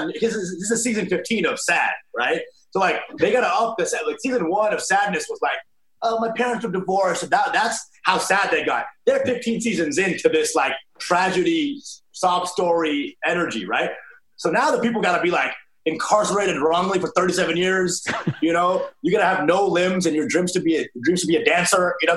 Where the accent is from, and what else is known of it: Plano, Texas, United States; now in New York City, United States